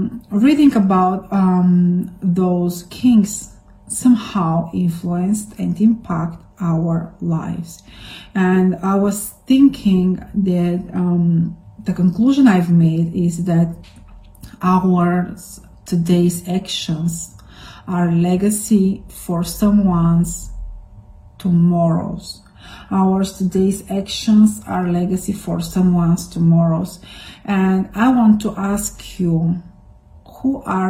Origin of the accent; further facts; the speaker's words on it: Bulgaria; now in Rome, Italy; your favorite Bulgarian speaking from Rome, Italy